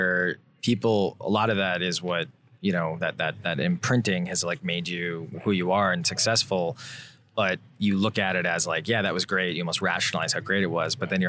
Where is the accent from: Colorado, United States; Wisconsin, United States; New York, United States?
Wisconsin, United States; I grew up in Wisconsin